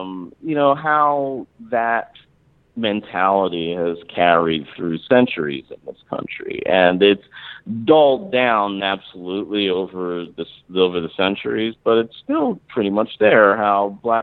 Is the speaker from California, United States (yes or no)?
no; Mount Laurel, New Jersey, United States; also born or lived in Philadelphia, Pennsylvania; I was born in Philadelphia. My parents moved to this suburb in New Jersey called Mount Laurel, New Jersey.